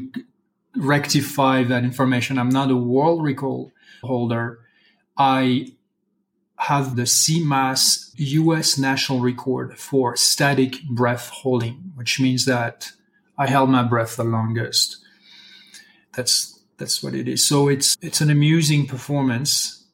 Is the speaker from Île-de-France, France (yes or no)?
no; Brittany, France; English is a second language; moved away as an adult; now in Santa Fe, United States; I'm originally from Brittany, France